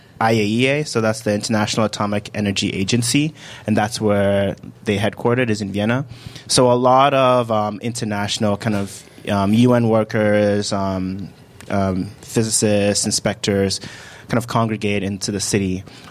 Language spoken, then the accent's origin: English; Accra, Greater Accra, Ghana; born there; So I was born in Ghana. I was born in Accra.